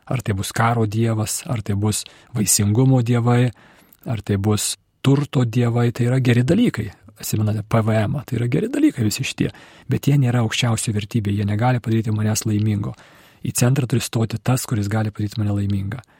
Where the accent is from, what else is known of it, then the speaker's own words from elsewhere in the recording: Lithuania; Kai mes lietuviai, katalikai